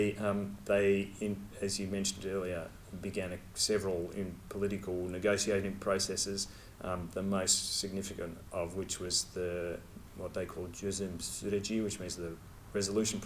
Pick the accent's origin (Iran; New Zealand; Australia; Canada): Australia; I'm from Australia, I'm a researcher